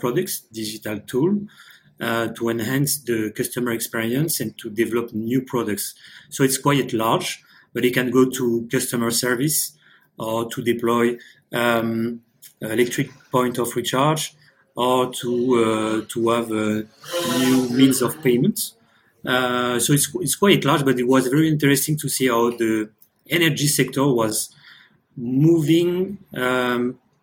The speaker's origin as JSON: {"language": "English", "town": "Paris", "region": "Île-de-France", "country": "France", "moved": "as an adult", "lives_now": "Tahiti, French Polynesia", "said": "originally I'm from France, from Paris"}